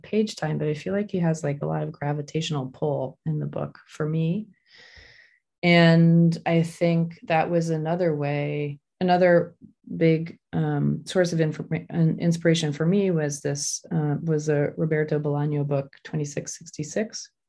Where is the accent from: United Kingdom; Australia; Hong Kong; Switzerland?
Hong Kong; also born or lived in Tokyo, Japan; I was born in Tokyo and I grew up in Hong Kong.